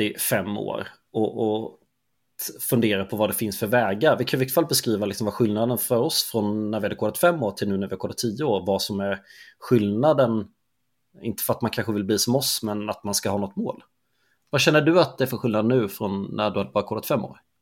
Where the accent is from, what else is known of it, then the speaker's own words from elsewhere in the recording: Småland, Sweden; Jag är ju smålänning